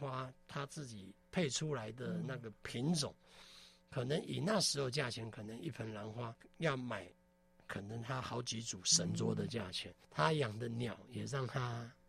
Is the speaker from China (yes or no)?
no; Taiwan; 很抱歉哦，我是客家人，我不我不是闽南人，但是。我觉得这句话更应该用闽南语去把它讲出来。我讲的不标准啊